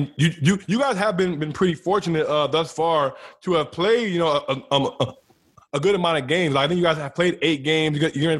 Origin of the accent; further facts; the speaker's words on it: DMV, United States; us DMV guards